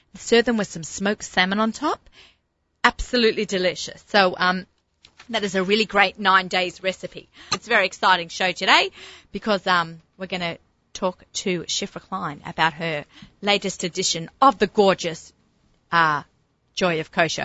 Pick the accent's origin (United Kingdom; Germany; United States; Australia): Australia; moved away; growing up in Australia